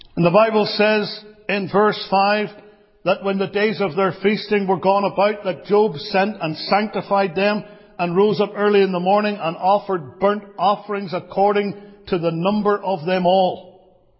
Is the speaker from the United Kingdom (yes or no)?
yes; Belfast, Northern Ireland, United Kingdom; growing up in Belfast